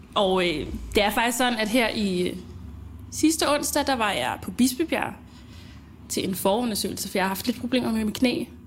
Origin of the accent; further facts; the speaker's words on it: Denmark; also born or lived in Zambia; Jeg kom til Danmark med min mor, da jeg var